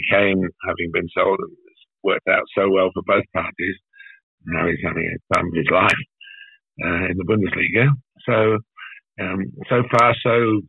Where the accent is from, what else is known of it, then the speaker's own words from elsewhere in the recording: Australia; now in United Kingdom; being Australian in our Premier League over here isn't quite seen as it just happens to be Australian.